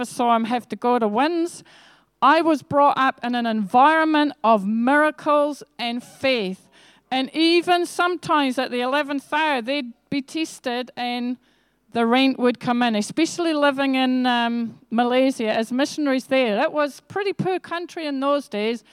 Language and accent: English; Scotland, United Kingdom; also born or lived in England; I was born in England, actually, but I went to live in Scotland when I was one, and I am from Scottish genealogy.